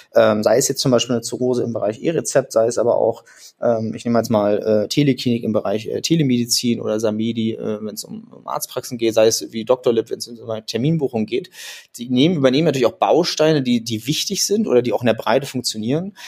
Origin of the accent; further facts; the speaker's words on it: Rostock, Mecklenburg-Vorpommern, Germany; ich bin äh, ein gebürtiges Nordlicht, ich komme also aus Rostock